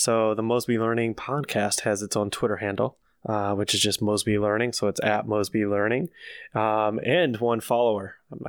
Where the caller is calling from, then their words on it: Dallas-Fort Worth Metroplex, Texas, United States; calling from the DFW Metroplex.